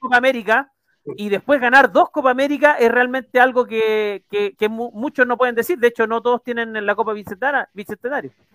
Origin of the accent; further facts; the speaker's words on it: Chile; uno como hincha chileno